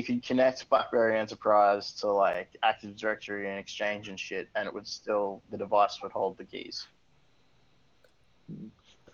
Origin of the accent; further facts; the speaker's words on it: Australia; as an Australian